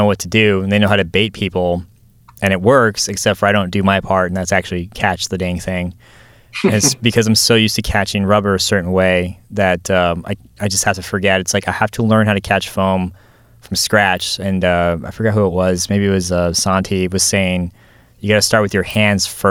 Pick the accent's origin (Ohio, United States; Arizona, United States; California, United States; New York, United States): Arizona, United States; I'm from Arizona too